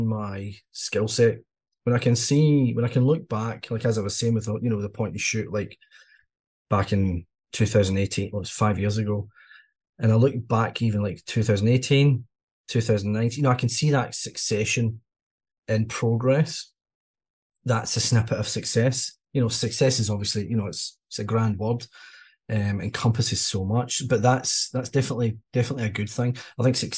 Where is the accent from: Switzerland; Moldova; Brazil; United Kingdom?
United Kingdom; Largs, Scotland; moved away as an adult; also born or lived in Milton Keynes; now in New Zealand; I love my hometown. I'm from a place called Largs, which is just on the west coast of Scotland, little seaside town.